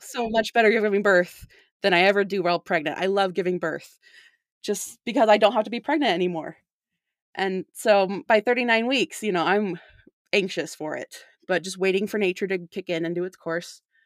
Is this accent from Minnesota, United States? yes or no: no; St. George, Utah, United States; now in South Jordan, United States; I grew up in Saint George. but I've been living in South Jordan for the last, uh, seven years almost